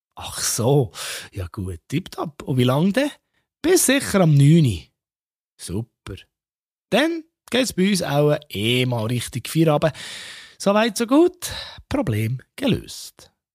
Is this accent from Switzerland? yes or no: yes; Bern, Switzerland; ich als Berner